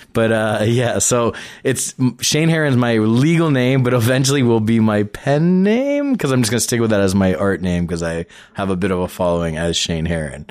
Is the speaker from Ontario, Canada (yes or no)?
yes; Toronto, Ontario, Canada; I grew up in Scarborough, but I was born, like, t-, proper Toronto